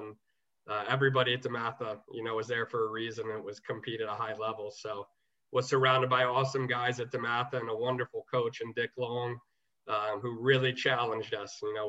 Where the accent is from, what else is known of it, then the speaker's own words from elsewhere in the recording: Maryland, United States; I grew up in Maryland, so I was really fortunate, you know, to grow up in one of the major lacrosse hotbeds